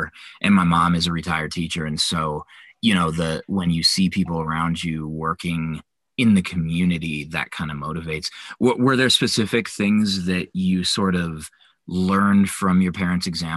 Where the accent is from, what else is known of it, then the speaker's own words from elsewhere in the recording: Denver, Colorado, United States; Like I'm born and raised in Colorado, I think like you, right? And, but I'm from Denver.